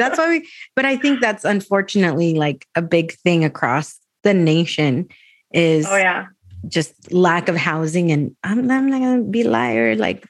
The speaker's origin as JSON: {"language": "English", "town": "Escondido", "region": "California", "country": "United States", "tie": "born or raised there", "moved": "as an adult", "said": "as somebody who is grew up in Escondido."}